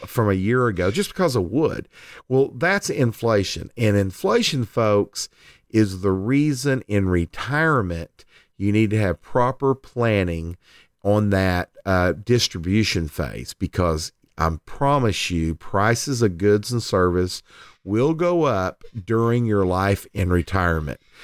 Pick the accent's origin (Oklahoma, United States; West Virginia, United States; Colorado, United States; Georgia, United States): Oklahoma, United States; Lindsay; my hometown of Lindsay, Oklahoma